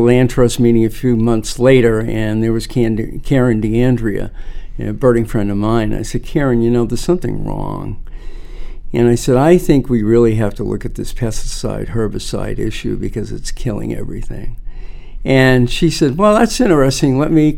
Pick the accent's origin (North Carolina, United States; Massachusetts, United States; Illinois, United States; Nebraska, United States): Massachusetts, United States; Concord; I grew up in Concord, Mass